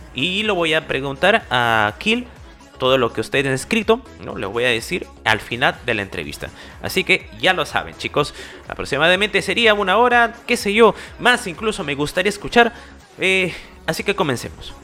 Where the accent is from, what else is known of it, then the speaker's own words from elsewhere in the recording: Peru; yo soy aquí de Perú